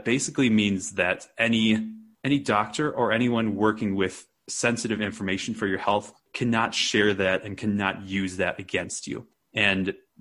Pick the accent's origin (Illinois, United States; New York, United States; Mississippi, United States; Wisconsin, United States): Wisconsin, United States; now in Santa Fe, United States; I grew up in Wisconsin, which is a pretty flat area